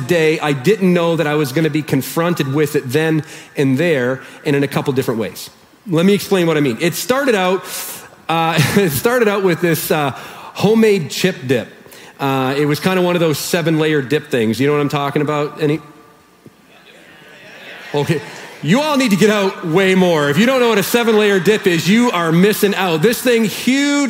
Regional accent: Canada; we're Canadian

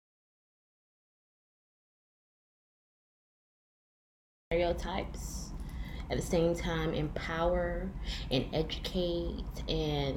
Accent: Fort Lauderdale, Florida, United States; I was born and raised in Florida. And can I say Broward, Florida

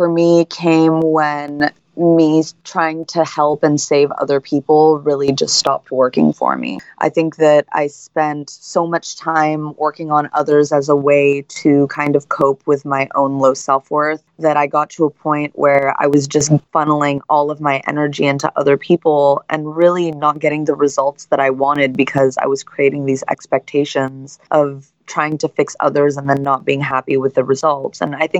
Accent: San Francisco, California, United States; also born or lived in Hawaii; I'm originally from San Francisco, and I grew up between San Francisco, France, and Hawaii.

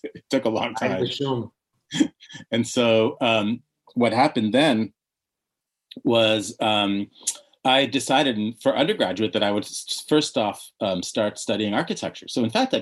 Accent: Canada; also born or lived in Switzerland / Egypt (parents); now in United States; growing up in Canada, being different

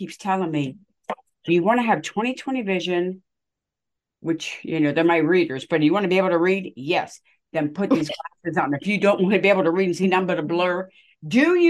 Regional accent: United States; I am from America, but I am not white. I am Native American and Italian

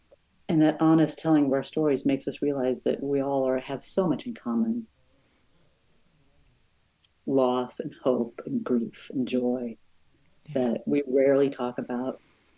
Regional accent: Brazil; I'm from Brazil.

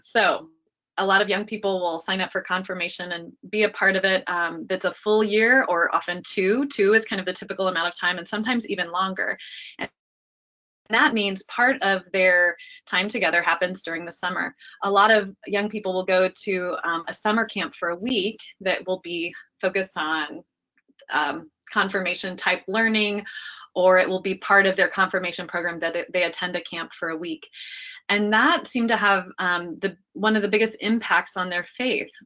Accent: Dayton, Ohio, United States; I grew up in Dayton, Ohio

